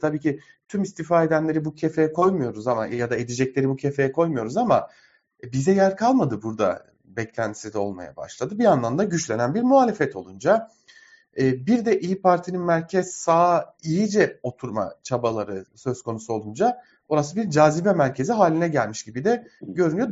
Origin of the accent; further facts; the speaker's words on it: Diyarbakır, Diyarbakır Province, Turkey; moved away as an adult; ben Diyarbakır'da doğdum. Çok uzun yıllar Diyarbakır'da yaşadım. 28 ee, yaşında ayrıldım Diyarbakır'dan.